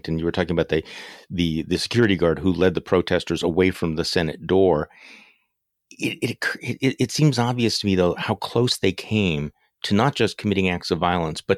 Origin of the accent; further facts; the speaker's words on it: Wisconsin, United States; my home state senator, you know, Ron Johnson